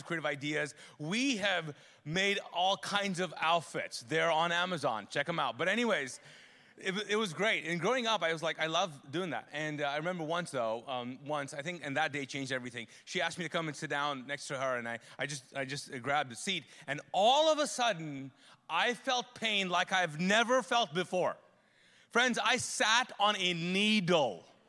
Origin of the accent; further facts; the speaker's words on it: Pakistan; I'm a Pakistani man